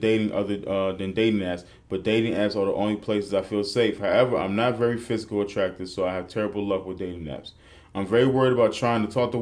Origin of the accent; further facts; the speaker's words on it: New York City, New York, United States; I'm from the Bronx